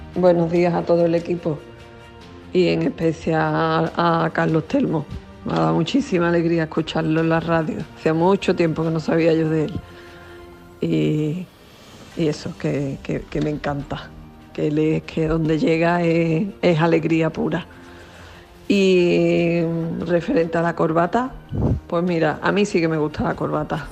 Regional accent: Ronda, Andalusia, Spain; Yo soy de Ronda, provincia de Málaga.

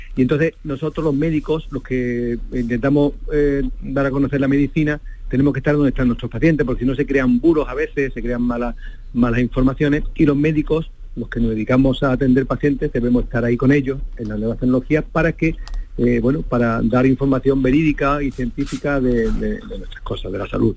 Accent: Coripe, Andalusia, Spain; moved away as an adult; also born or lived in El Coronil / Pruna; now in Cañada Rosal, Spain; yo soy de un pueblo, yo nací en Coripe, en Sevilla, un pueblecito pequeño de la Sierra Sur de, Sevilla

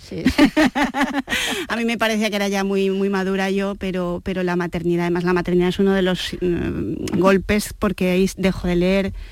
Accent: Seville, Andalusia, Spain; accent: andaluz; Cuando salgo de Andalucía, nadie, nadie, nadie jamás en la vida me dice, ah, pero eres sevillana.

